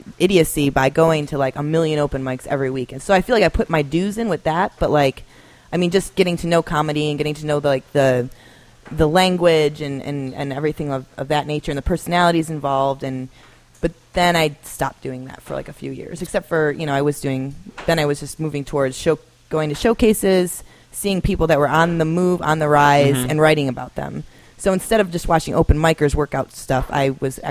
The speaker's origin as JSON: {"language": "English", "town": "Buffalo", "region": "New York", "country": "United States", "moved": "as an adult", "lives_now": "Chicago, United States", "said": "I'm from Buffalo."}